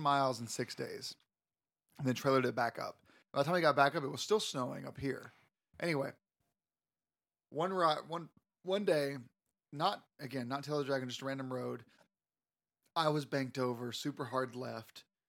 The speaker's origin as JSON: {"language": "English", "region": "Florida", "country": "United States", "said": "I'm from Florida."}